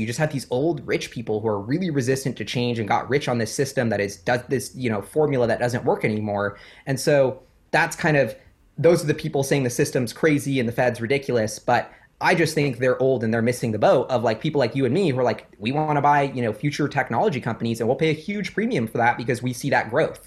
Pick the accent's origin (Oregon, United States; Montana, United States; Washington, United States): Washington, United States; Seattle; growing up in Seattle, super climate friendly